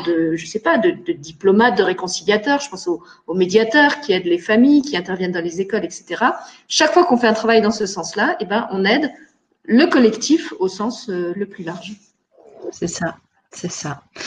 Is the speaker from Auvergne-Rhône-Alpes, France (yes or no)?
no; Moselle, Grand Est, France; moved away as an adult; now in Luxembourg; je suis née en meurthe moselle mais j'ai grandi en Moselle, j'ai fait toutes mes études et j'ai commencé ma vie professionnelle en Moselle